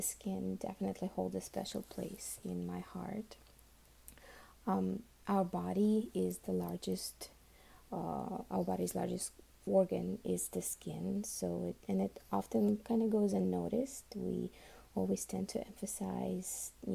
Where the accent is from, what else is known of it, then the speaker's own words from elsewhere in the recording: Uzbekistan; first language Russian; English is a second language; now in Miami, United States; I was actually born and raised in Uzbekistan